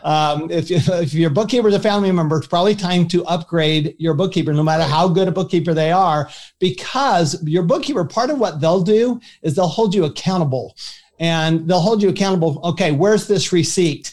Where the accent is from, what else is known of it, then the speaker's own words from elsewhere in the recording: Salt Lake City, Utah, United States; also born or lived in Paris, France; I grew up in Salt Lake City, Utah